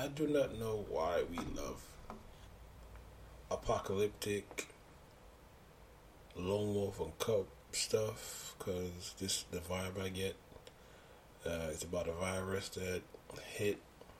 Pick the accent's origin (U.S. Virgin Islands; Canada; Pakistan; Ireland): U.S. Virgin Islands; And as you know, I'm from the Virgin Islands